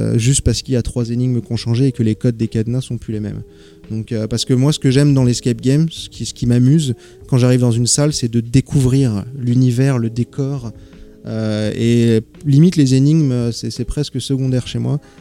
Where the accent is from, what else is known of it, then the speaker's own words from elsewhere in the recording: Paris, Île-de-France, France; moved away; je suis originaire de Paris